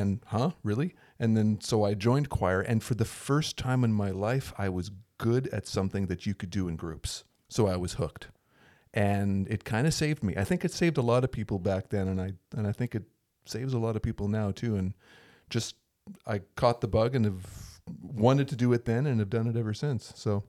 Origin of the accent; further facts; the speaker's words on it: Winnipeg, Manitoba, Canada; I grew up outside of Winnipeg, Manitoba, Canada, way up north, where every guy my age certainly played hockey